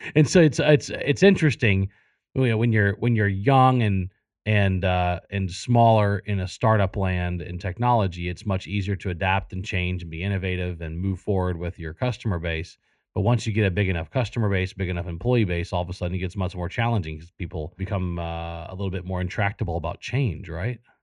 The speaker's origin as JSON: {"language": "English", "region": "South Louisiana", "country": "United States", "tie": "born or raised there", "moved": "yes", "said": "I, I grew up in South Louisiana"}